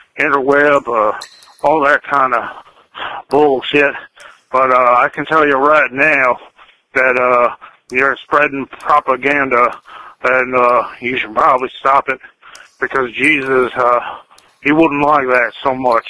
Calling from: Texas, United States; I'm calling from Texas

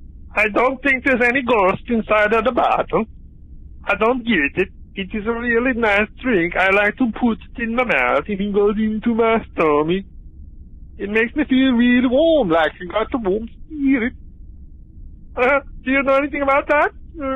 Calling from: Sweden; I'm calling you from the Sweden.

